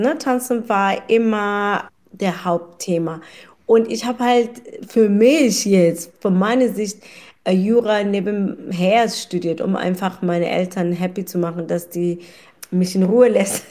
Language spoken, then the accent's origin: German; South Africa; German is a second language; moved away as an adult; now in Kelkheim, Germany; ich bin in Südafrika geboren.